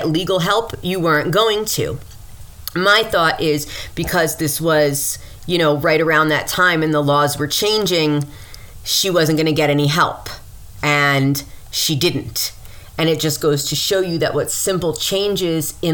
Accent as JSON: {"language": "English", "town": "Mount Vernon", "region": "New York", "country": "United States", "also_born_or_lived": "Westchester County, New York, United States", "said": "I'm from Mount Vernon"}